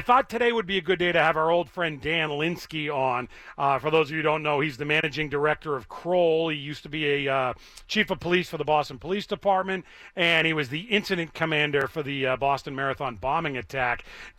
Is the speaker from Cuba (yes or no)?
yes; Cuba; Let me tell you about bad, because I grew up in Cuba.